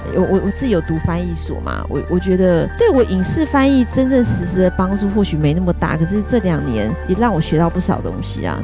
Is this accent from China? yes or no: no; Taiwan; 我们台湾人